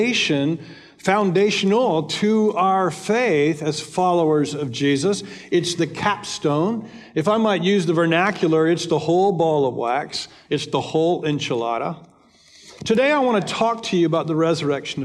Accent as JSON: {"language": "English", "country": "United States", "said": "Americans, 66% of us"}